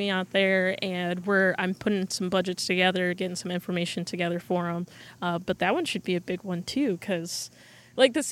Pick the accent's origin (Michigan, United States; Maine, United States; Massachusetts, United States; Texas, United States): Michigan, United States; Muskegon; it's in Muskegon. It's my hometown.